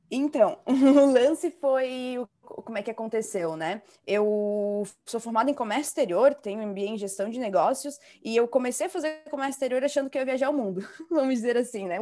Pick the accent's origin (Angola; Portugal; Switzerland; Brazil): Brazil; Balneário Camboriú, Santa Catarina; Eu sou do sul, eu moro em Balneário Camboriú agora, no ah, momento